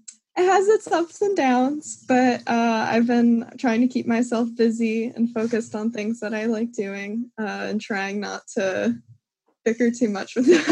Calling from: Philadelphia, Pennsylvania, United States; I'm calling in from South Philly.

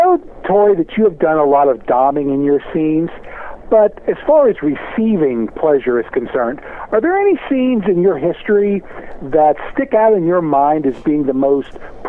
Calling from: Cincinnati, Ohio, United States; from Cincinnati.

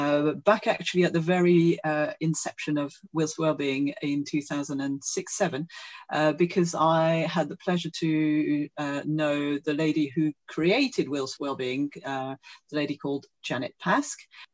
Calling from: Streatham, London, United Kingdom; I'm joining you from Leafy Streatham in South London.

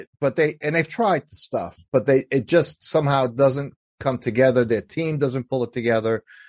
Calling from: Pennsylvania, United States; Yeah, I live in the suburbs outside of Philadelphia, so I'm on the east coast of the U.S.

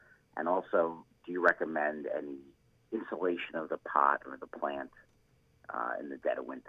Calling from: Deerfield, Illinois, United States; I'm calling from Deerfield, Illinois, just down the road from the Chicago Botanic Garden.

